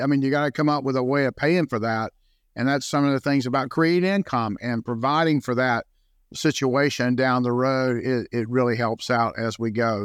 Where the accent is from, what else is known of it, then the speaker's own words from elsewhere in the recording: Jacksonville, Florida, United States; also born or lived in St. Johns County, Florida; I was born and raised in Jacksonville, so I didn't move very far